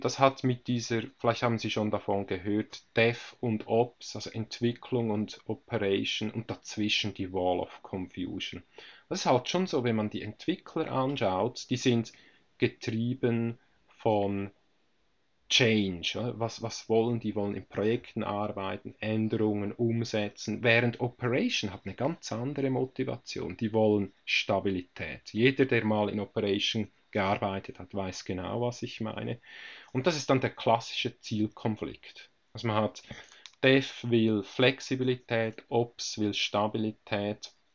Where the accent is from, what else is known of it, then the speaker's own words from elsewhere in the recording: Switzerland; bei uns in der Schweiz